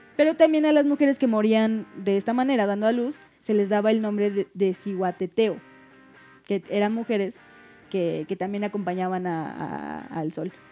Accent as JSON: {"language": "Spanish", "country": "Mexico", "said": "la mayoría de los mexicanos venimos de Puebla"}